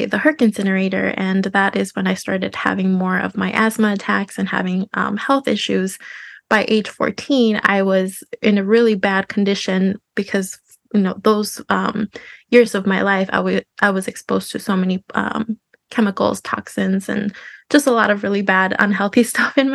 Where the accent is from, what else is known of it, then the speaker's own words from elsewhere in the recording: Minnesota, United States; also born or lived in Zacatecas, Mexico; Minnesota has been my home since age two. So I've been here all my life